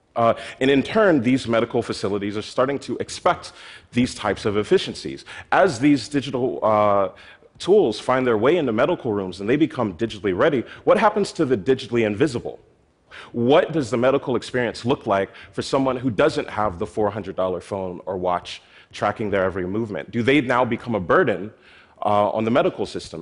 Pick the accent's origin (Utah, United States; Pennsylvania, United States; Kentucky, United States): Pennsylvania, United States; Philadelphia; my hometown in Philadelphia